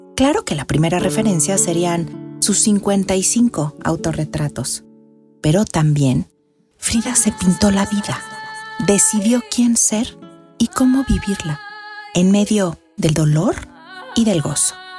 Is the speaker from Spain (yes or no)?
no; Mexico; somos los mexicanos